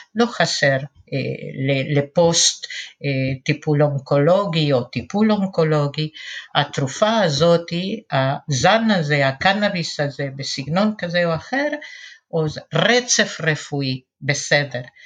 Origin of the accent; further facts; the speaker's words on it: Argentina; Hebrew is a second language; also born or lived in Western Galilee, Israel; now in Kfar Vradim, Israel; מבטא שלי, אני נולדתי בארגנטינה, גדלתי בתנועה של השומר הצעיר, מגיל ארבע כבר אפילו, ועליתי ארצה לקיבוץ